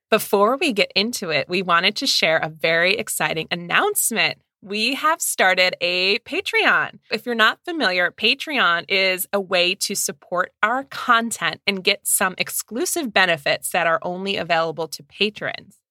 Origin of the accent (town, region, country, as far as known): Midwest, United States